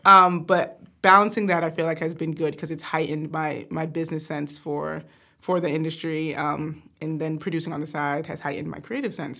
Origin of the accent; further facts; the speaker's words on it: Atlanta, Georgia, United States; we're originally from Atlanta, Georgia